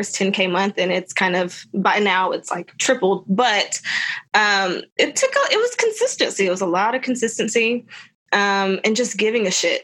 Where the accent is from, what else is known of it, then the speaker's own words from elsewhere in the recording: Tullahoma, Tennessee, United States; I grew up in Tullahoma.